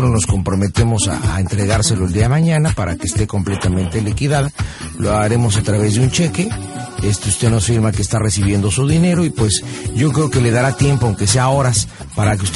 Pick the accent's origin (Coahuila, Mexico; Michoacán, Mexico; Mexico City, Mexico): Michoacán, Mexico; Zitácuaro; yo soy de Citácuaro, Michoacán. Este, el próximo 30 y 31 es la Feria del Pueblo.